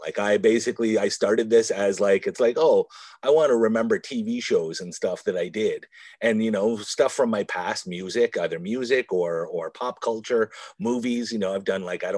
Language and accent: English; Kitchener, Ontario, Canada; I'm from Kitchener, Ontario, Canada